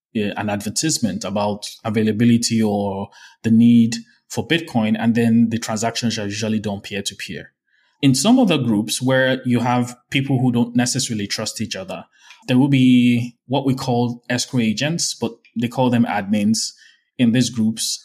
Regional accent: Nigeria; as a Nigerian

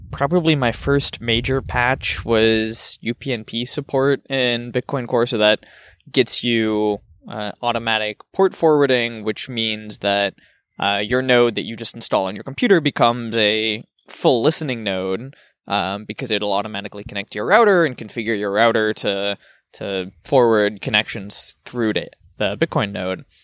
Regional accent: United States; also born or lived in Germany; as an American

